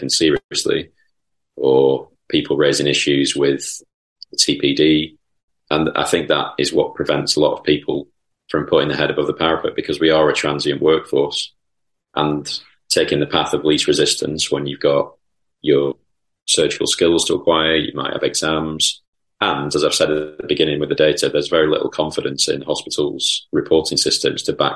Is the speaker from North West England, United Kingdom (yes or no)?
yes; Lancashire, North West England, United Kingdom; also born or lived in Chorlton, Manchester; as a quite dour Lancastrian person